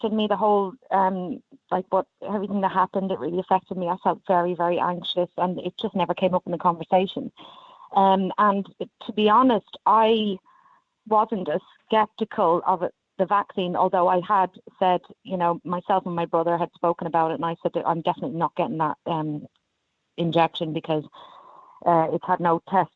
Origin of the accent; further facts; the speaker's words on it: Ireland; now in London, United Kingdom; as an Irish person